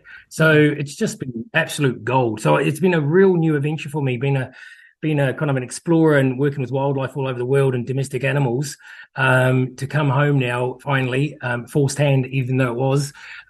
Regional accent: New Zealand; also born or lived in United Kingdom; now in Hampden, New Zealand; I've spent 30 years of my life overseas. I'm a Kiwi who's come home thanks to COVID.

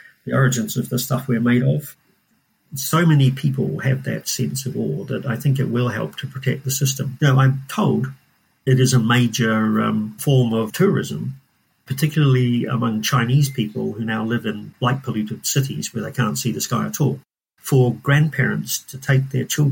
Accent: New Zealand; moved away as an adult; also born or lived in Scotland; now in Cambridge, United Kingdom; I'm from New Zealand. I did my PhD in New Zealand

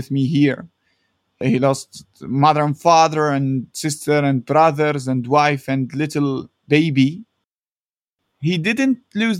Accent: Derna, Libya; moved away as an adult; now in Istanbul, Turkey; I'm from Derna

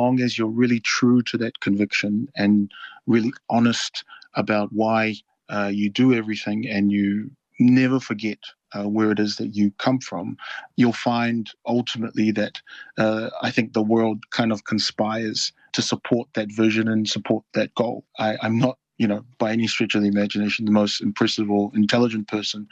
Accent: Auckland, New Zealand; also born or lived in Noumea, New Caledonia; I was born in Noumea, capital city of New Caledonia, and my family moved to New Zealand when I was around maybe 5 or 6 years old. We settled in Papatoetoe, which is a suburb in South Auckland, and I'm really grateful that my family placed our roots in South Auckland. I'm so proud to have grown up in that community

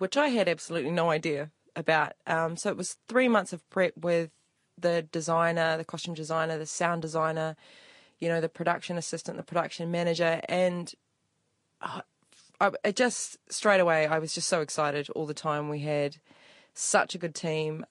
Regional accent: Upper Hutt, Wellington, New Zealand; I was born and bred in Upper Hutt

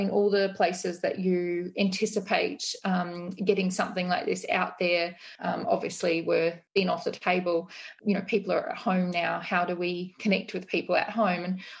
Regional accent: Australia; now in New Zealand; I still don't quite understand about New Zealand culture, being an Australian.

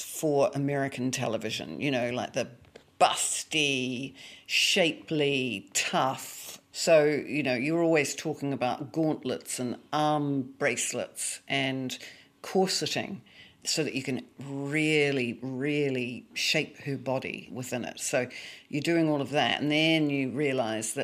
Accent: New Zealand; I'm a New Zealander

